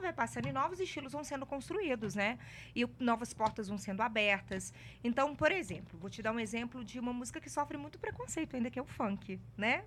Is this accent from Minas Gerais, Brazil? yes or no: yes; Ouro Preto, Minas Gerais, Brazil; now in Belo Horizonte, Brazil; Mas eu não sou de Belo Horizonte. Eu sou do interior. Eu nasci em Ouro Preto